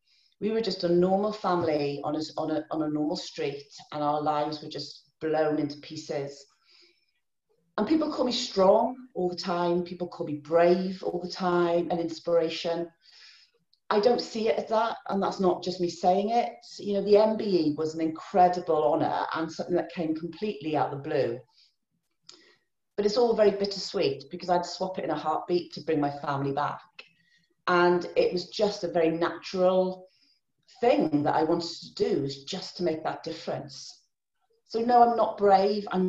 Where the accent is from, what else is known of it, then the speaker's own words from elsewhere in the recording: Pembrokeshire, Wales, United Kingdom; I'm from Pembrokeshire originally, that's where I was born and grew up